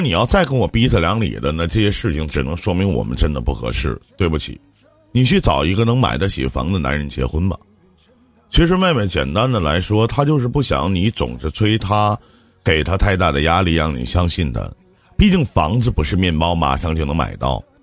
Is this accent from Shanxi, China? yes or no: no; Shenyang, Liaoning, China; 我是东北沈阳这边的，我老家那边